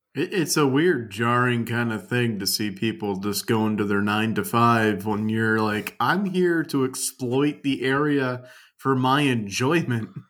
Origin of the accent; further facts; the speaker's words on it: Louisiana, United States; moved away; my hometown, which I won't talk about, uh, sits in the, a parish in Louisiana